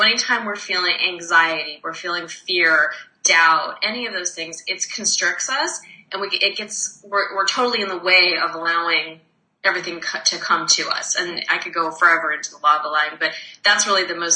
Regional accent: Arizona, United States; now in Montreal, Canada; I'm actually from Arizona

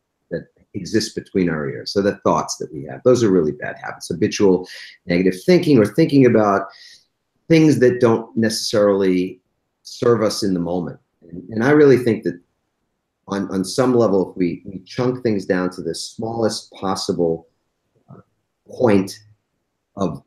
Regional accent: East Coast, United States; I grew up on the East Coast

